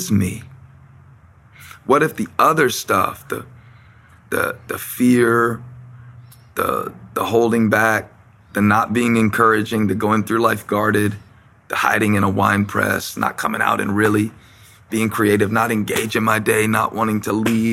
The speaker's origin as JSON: {"language": "English", "town": "Moncks Corner", "region": "South Carolina", "country": "United States", "tie": "born or raised there", "said": "I'm from Monk's Corner. I'm from Manasseh. And I wasn't a star athlete at Berkeley High School."}